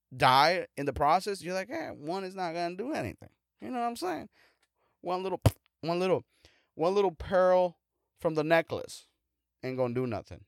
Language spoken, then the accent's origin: English; United States; I'm an American